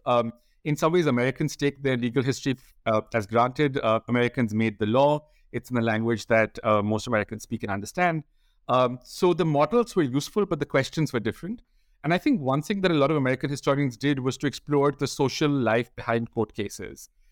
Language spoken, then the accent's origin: English; India; I grew up in India, and I went to law school as an undergraduate